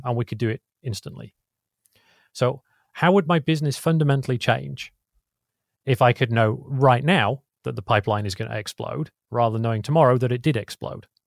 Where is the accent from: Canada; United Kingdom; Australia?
United Kingdom; England; now in California, United States; I'm English originally